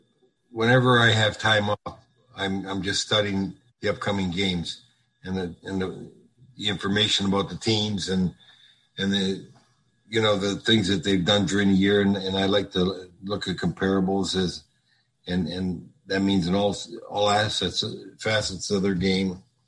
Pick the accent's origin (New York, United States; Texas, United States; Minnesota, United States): Minnesota, United States; moved away; I said, yeah, well, we live down here now, but we're from Minnesota.